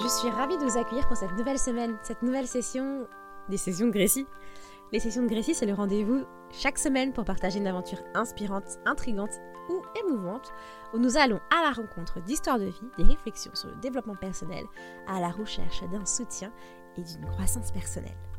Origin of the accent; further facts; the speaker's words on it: France; Nous, en tant que Français